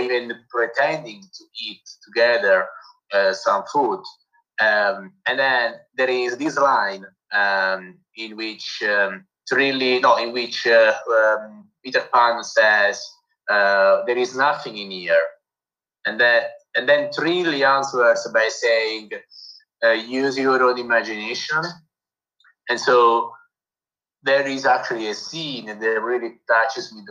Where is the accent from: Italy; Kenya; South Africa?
Italy; Naples, Campania; accent: Italian; English is a second language; I'm here from Naples, Italy, and so I'm Neapolitan, I'm Italian.